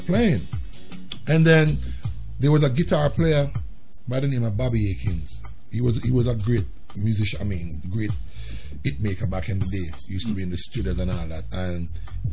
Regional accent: Jamaica; moved away as an adult; now in United States; growing up in Jamaica

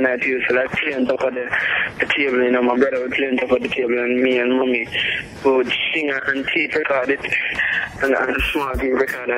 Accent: Stepney, Saint Ann, Jamaica; I grew up in Stepney, in Jamaica

